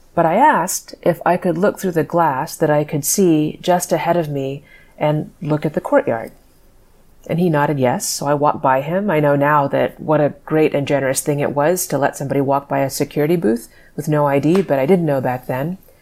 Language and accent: English; Dallas, Texas, United States; moved away as an adult; I grew up in Dallas